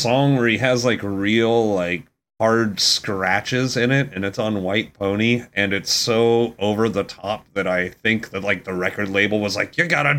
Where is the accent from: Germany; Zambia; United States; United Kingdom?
United Kingdom; I'm British.